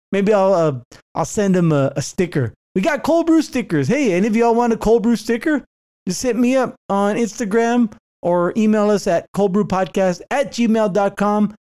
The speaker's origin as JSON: {"language": "English", "town": "Santa Clara", "region": "California", "country": "United States", "tie": "born or raised there", "moved": "yes", "said": "growing up in the Bay Area."}